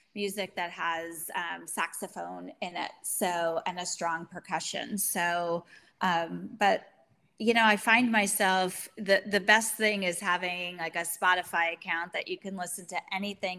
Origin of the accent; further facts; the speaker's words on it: United States; as an American